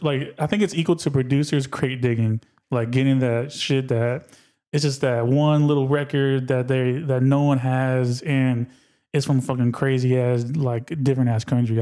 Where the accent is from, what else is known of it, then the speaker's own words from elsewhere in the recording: Berkeley, California, United States; I was born in Berkeley